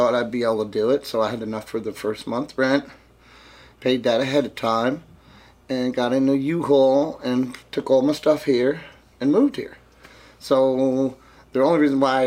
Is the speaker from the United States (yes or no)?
yes; Jersey City, New Jersey, United States; also born or lived in Chicago; now in Clarksdale, United States; I was born in Jersey City, New Jersey. I moved to Chicago, and then I moved to Clarksdale